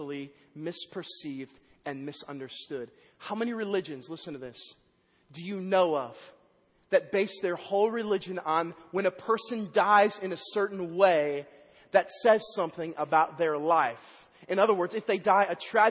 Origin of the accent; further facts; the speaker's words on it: Vandalia, Illinois, United States; moved away; also born or lived in Waverly, Iowa; In my hometown last week, Vandalia, Illinois